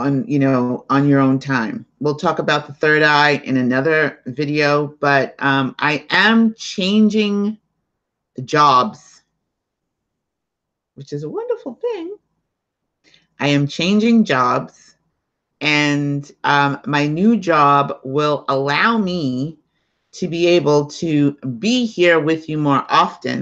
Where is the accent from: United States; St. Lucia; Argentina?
United States; New York City, New York; accent: New York; I'm in New York too. Can't you tell by my accent? So is my sister. We're both in New York. I'm in Staten Island